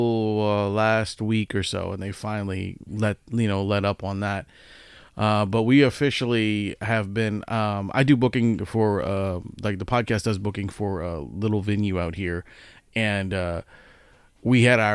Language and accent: English; Louisiana, United States; born or raised there